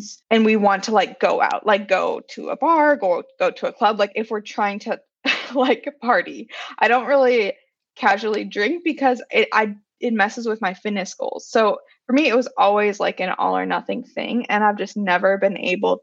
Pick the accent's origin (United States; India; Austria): United States; Wisconsin; I'm from Wisconsin, we would go to Culver's or whatever we would do after school